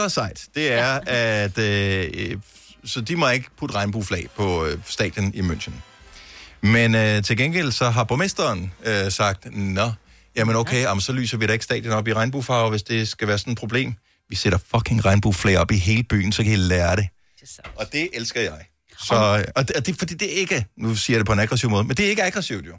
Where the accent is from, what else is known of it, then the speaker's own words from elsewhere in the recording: Esbjerg, Southern Denmark, Denmark; fra min fødeby, Esbjerg